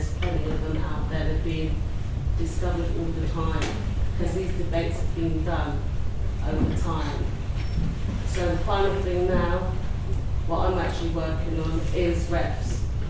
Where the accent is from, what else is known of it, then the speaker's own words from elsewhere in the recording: London, United Kingdom; I'm from Hackney.